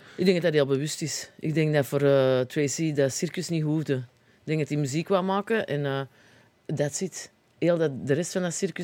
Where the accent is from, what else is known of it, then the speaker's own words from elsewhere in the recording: Antwerp, Flanders, Belgium; accent: Antwerps; Ik kan gewoon met Antwerps blijven.